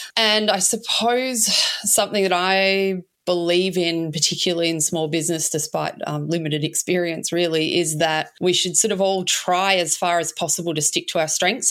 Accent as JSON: {"language": "English", "town": "Melbourne", "region": "Victoria", "country": "Australia", "tie": "born or raised there", "also_born_or_lived": "Spain / Edinburgh, Scotland", "moved": "as an adult", "lives_now": "Inverloch, Australia", "said": "I grew up in Melbourne, in St Kilda"}